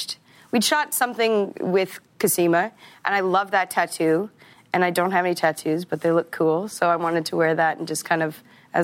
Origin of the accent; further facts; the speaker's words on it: Regina, Saskatchewan, Canada; I'm from Regina.